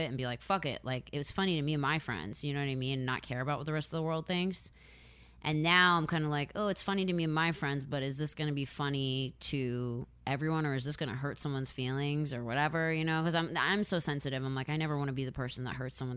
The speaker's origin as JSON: {"language": "English", "area": "outside Philadelphia", "region": "Pennsylvania", "country": "United States", "tie": "born or raised there", "moved": "yes", "lives_now": "Los Angeles, United States", "said": "I grew up outside of Philly. So, I grew up with people of all different ethnicities"}